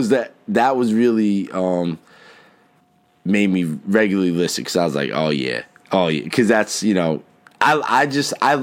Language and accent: English; New Jersey, United States; also born or lived in Pennsylvania; now in Nazareth, United States; I grew up in North Jersey